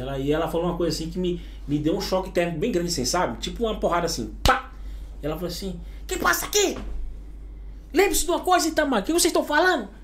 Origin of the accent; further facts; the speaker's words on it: Pará, Brazil; moved away as an adult; also born or lived in Pacajá; now in Spain; Brasil é minha. É onde eu nasci, é minha terra natal